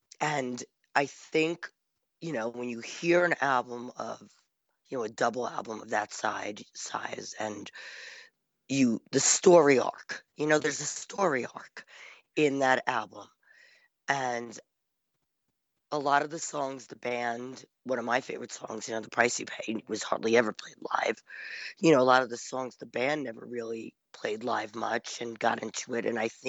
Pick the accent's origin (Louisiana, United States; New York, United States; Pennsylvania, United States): New York, United States; New York City; Okay, so if you don't know me … I'm from New York City.